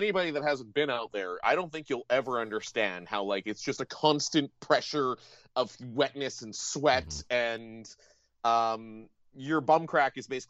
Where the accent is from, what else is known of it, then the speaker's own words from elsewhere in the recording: Ontario, Canada; now in the prairies, Canada; I grew up in Ontario. Yeah. I'm used to these. I live in the prairies.